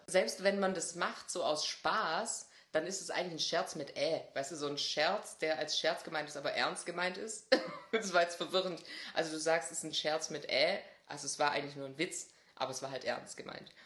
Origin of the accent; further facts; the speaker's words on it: Swabia, Germany; als Schwabe